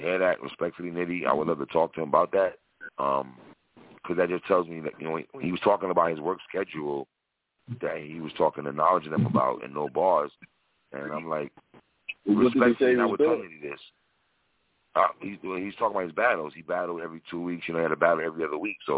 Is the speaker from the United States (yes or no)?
yes; New York, United States; I'm from New York